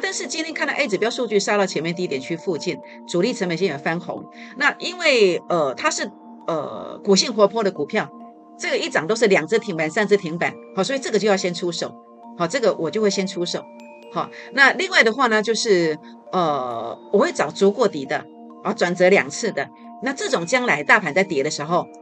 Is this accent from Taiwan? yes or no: yes; Taiwan; now in Taipei, Taiwan; 早期呢，呃，我们乡下种这个西瓜的时候